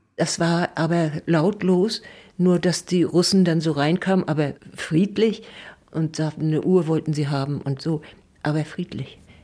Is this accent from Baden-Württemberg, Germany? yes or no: no; Neustrelitz, Mecklenburg-Vorpommern, Germany; in Strelitz im Pfarrhaus geboren.